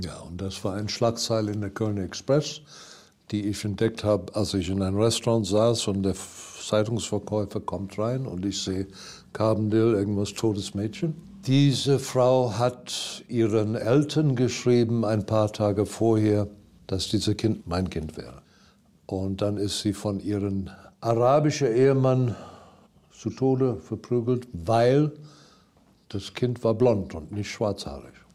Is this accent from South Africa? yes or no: yes; Durban, KwaZulu-Natal, South Africa; German is a second language; moved away; Ich bin am Strand aufgewachsen, direkt am Strand haben wir in der ersten Reihe in Hochhäuser